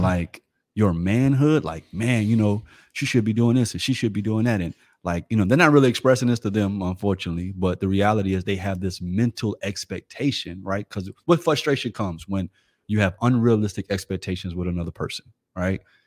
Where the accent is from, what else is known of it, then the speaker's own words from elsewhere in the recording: Florida, United States; I'm from Florida.